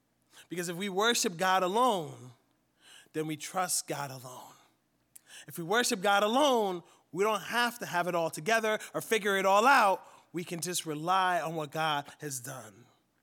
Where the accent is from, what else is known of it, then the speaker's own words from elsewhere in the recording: Central Pennsylvania, United States; We're from Central Pennsylvania